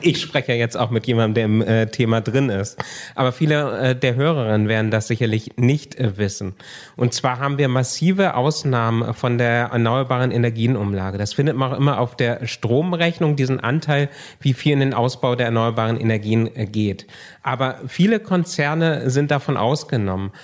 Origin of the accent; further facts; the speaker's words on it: Kiel, Schleswig-Holstein, Germany; Also ich komme aus Kiel, also aus dem Norden